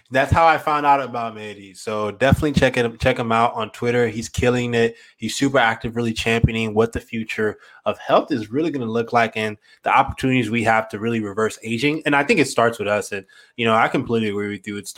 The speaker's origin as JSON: {"language": "English", "country": "Morocco", "said": "I'm from Morocco, so"}